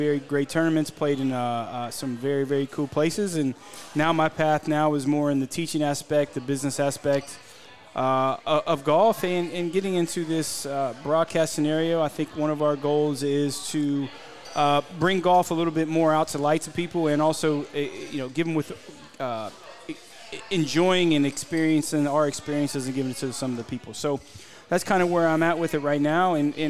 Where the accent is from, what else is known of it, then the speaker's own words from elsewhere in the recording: Ohio, United States; growing up in Ohio